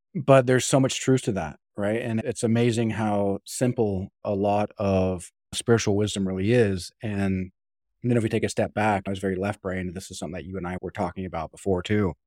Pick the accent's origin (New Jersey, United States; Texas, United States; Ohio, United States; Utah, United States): Utah, United States; I grew up in Utah